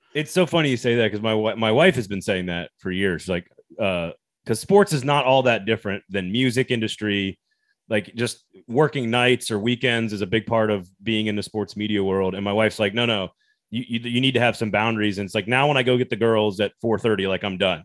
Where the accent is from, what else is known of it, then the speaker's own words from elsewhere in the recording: the American South, United States; as a Southerner